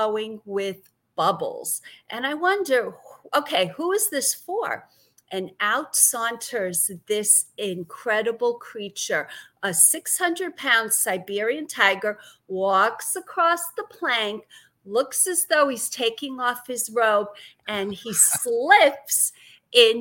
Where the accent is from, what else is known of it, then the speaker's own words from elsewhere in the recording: New York City, New York, United States; accent: Brooklyn; also born or lived in Massachusetts / Connecticut; now in Florida, United States; I grew up in Brooklyn, New York